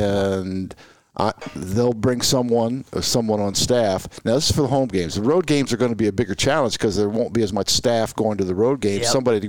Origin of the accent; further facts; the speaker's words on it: Marietta, Ohio, United States; I was born in Marietta, Ohio, first settlement in the Northwest Territory.